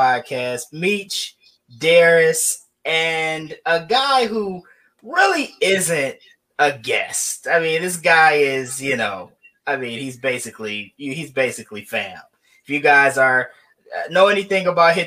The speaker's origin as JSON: {"language": "English", "region": "Midwest", "country": "United States", "tie": "born or raised there", "said": "I grew up in the Midwest"}